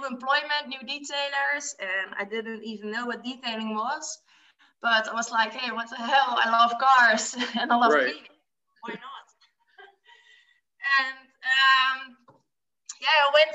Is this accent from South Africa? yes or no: no; Netherlands; I'm from the Netherlands